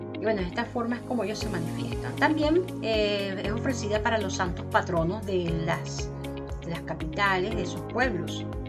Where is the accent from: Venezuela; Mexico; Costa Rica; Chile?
Venezuela; Yo soy venezolana